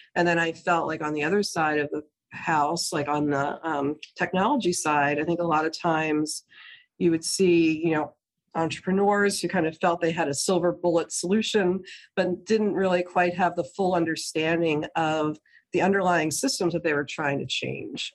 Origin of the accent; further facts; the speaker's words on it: New Jersey, United States; my home state in new jersey